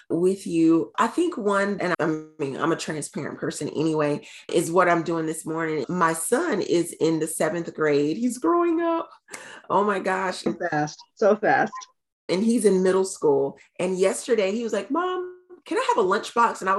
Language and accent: English; North Carolina, United States; I'm from North Carolina originally, but at the time we were living in South Carolina.